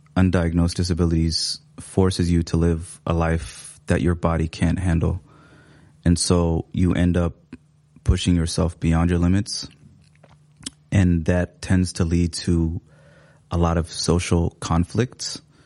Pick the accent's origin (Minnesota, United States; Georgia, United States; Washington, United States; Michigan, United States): Washington, United States; Seattle; English is a second language; moved away as an adult; also born or lived in Somalia; now in Minneapolis, United States; I grew up in Seattle.